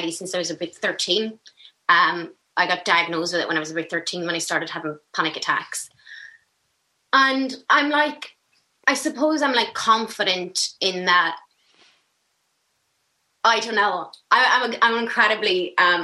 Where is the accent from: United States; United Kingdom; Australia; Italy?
United Kingdom; Belfast, Northern Ireland; Belfast, West Belfast